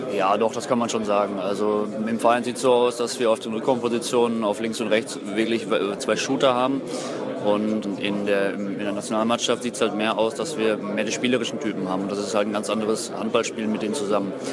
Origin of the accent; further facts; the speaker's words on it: North Rhine-Westphalia, Germany; moved away; NRW ist halt meine Heimat.